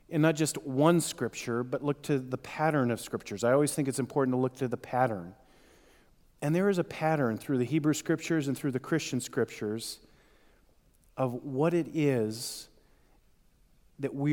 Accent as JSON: {"language": "English", "country": "Ireland", "said": "And though I'm Irish and I tend to think too much along the way"}